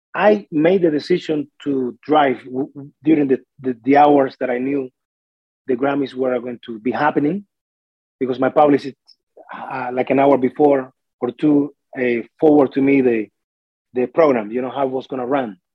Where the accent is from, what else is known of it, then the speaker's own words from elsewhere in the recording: Artemisa, Cuba; moved away as an adult; now in Smithers, Canada; when I was growing up and stuff in Cuba